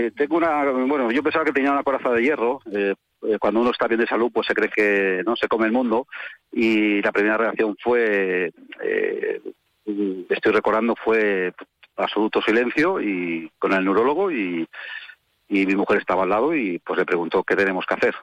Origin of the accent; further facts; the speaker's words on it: Bilbao, Basque Country, Spain; moved away as an adult; now in Málaga, Spain; yo no soy de Jerez, resido en Málaga, nací en Bilbao, me vine con 25 años a Málaga